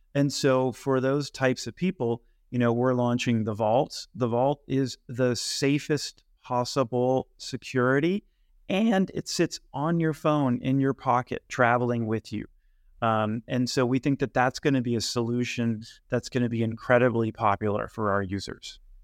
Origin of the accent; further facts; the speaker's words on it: Bay Area, Silicon Valley, California, United States; I grew up in the Bay Area in Silicon Valley